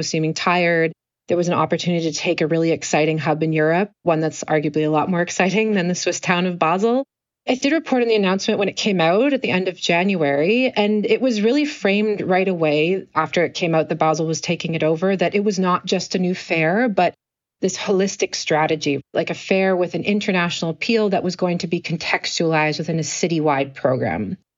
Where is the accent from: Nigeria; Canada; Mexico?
Canada; I try to speak French as a Canadian.